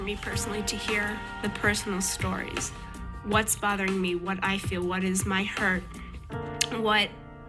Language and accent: English; Rehovot, Central District, Israel; I'm a religious Jew, and I'm from Rehovot, Israel.